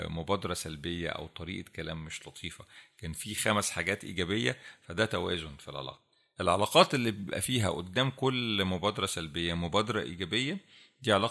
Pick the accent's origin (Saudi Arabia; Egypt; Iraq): Egypt; احنا كمصريين مشهورين بالحته دي عندنا